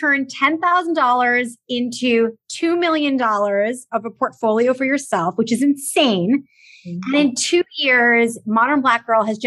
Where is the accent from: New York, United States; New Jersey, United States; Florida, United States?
New York, United States; New York City; I'm from Brooklyn originally too